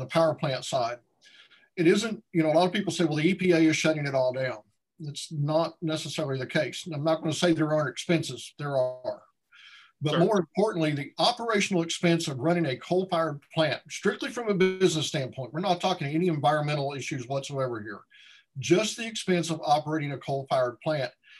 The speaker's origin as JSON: {"language": "English", "town": "Ashland", "region": "Kentucky", "country": "United States", "tie": "born or raised there", "said": "I grew up in Ashland"}